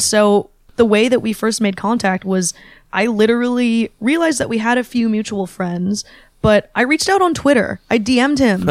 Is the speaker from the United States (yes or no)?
yes; Bay Area, California, United States; growing up in the Bay Area, there was always a big Chinese American population